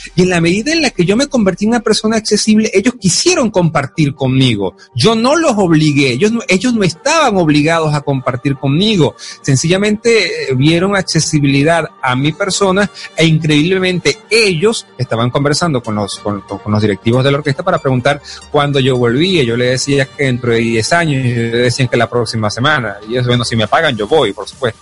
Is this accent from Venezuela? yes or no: yes; Venezuela; also born or lived in Caracas; me regresé a mi pueblo